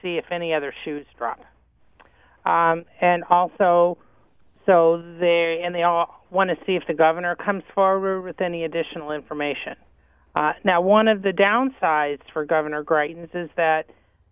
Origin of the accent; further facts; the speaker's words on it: Indiana, United States; moved away; Indiana, my home state